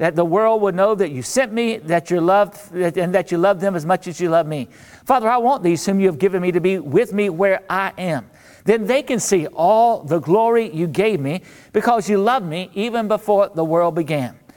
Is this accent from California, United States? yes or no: no; North Central Florida, United States; now in New Orleans, United States; I grew up in North Central Florida